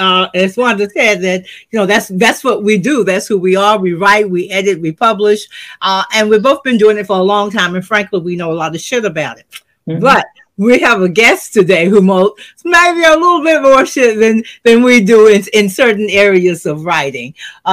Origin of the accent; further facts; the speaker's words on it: Macon, Georgia, United States; I'm from Macon, Georgia.